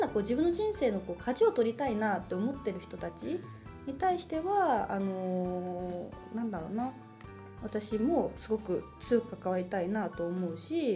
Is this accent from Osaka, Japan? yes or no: yes; Suita, Osaka, Japan; moved away as an adult; now in Tokyo, Japan; 大阪は吹田市という太陽の塔とかわかる